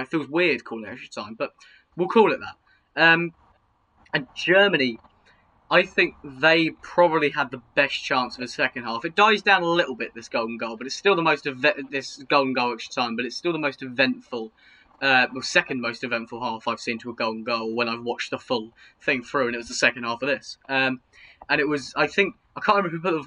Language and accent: English; England, United Kingdom; it's part of being English